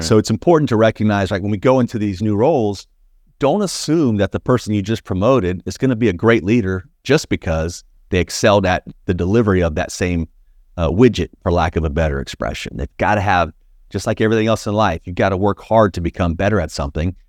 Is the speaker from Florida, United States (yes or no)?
yes; Plant City, Florida, United States; I grew up in a small, small town called Plant City, Florida